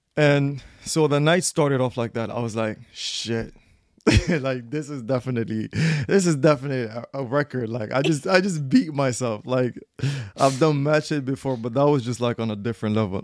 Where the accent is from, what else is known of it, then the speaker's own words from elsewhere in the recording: Gambia; I'm from Gambia